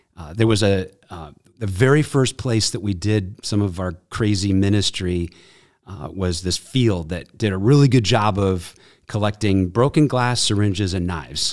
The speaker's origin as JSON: {"language": "English", "town": "Evanston", "region": "Illinois", "country": "United States", "tie": "born or raised there", "also_born_or_lived": "Glenview / Chicago", "said": "Chicago. Really raised in Evanston."}